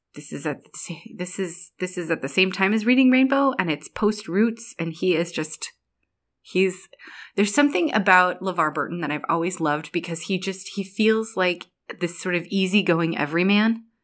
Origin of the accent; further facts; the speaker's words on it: Ireland; I'm Irish